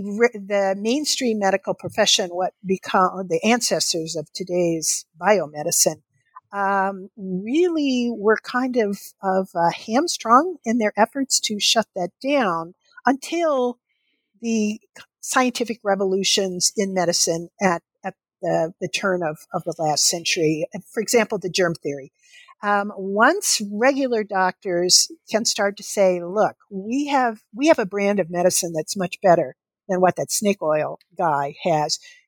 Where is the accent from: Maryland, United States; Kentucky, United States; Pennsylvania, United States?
Kentucky, United States; I would remember the doctor's office that I went to as a child growing up in Kentucky.